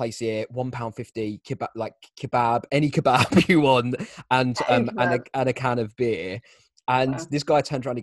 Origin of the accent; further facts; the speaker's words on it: Kent, South East England, United Kingdom; We come from Kent